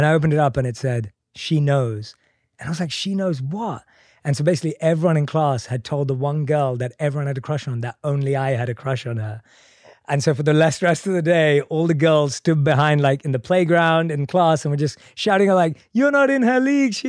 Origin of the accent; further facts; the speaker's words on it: London, United Kingdom; Born and raised in London.